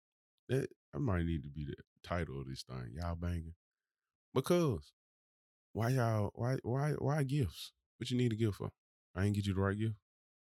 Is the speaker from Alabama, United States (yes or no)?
yes; Birmingham, Alabama, United States; from Birmingham, baby.